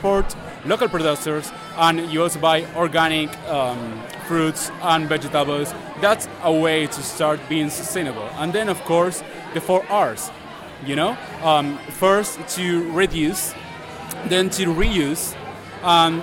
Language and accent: English; Argentina; I'm from Argentina